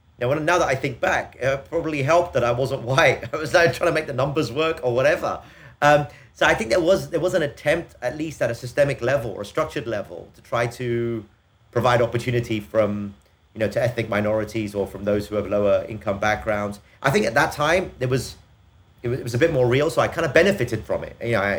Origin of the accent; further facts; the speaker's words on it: England, United Kingdom; We grew up a time in England when this idea of equality of opportunity was something that was quite real